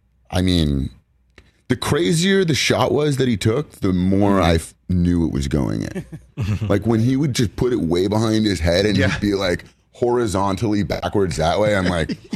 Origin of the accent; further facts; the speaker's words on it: Los Angeles, California, United States; I grew up here in Los Angeles